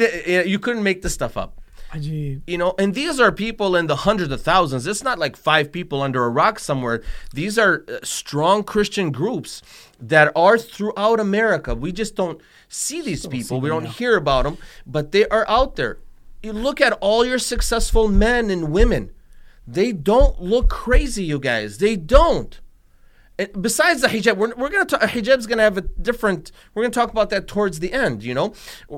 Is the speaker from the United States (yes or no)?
no; Tunisia; like when I grew up in Tunisia, they used to wear the hijab.